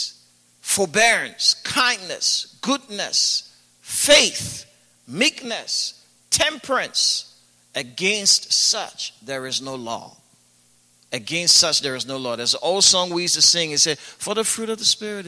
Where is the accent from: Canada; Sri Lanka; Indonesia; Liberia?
Liberia; growing up in Liberia when I first gave my life to Christ